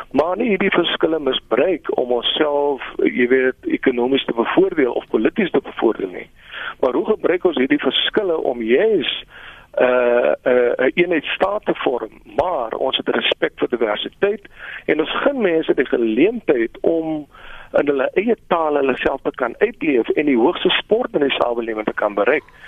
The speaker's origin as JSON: {"language": "Afrikaans", "country": "South Africa", "tie": "born or raised there", "first_language": "Afrikaans", "said": "Ek het daar op plattelandse plekke groot geword, ver van die groot stede af. My eerste taal wat ek aangehoor het was my ma wat met my in Afrikaans"}